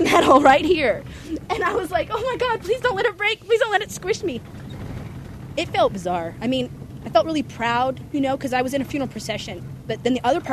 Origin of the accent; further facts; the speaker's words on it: Sunnyvale, California, United States; I was growing up in Sunnyvale